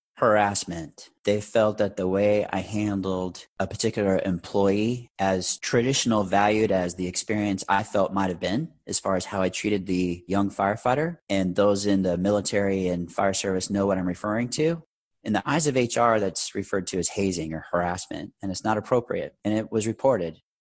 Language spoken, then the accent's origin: English; Orange County, Southern California, United States; moved away as an adult; also born or lived in Arizona; I moved to Arizona when I was 20 from Southern California, from Orange County, to continue my education and to pursue a career in the fire service in Arizona where I was born